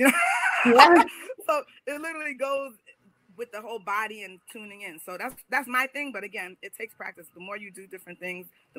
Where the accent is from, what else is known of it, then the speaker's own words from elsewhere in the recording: New York, United States; moved away; I'm from New York